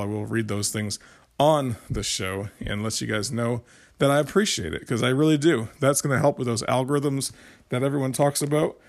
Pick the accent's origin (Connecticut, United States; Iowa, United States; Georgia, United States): Connecticut, United States; I grew up in Connecticut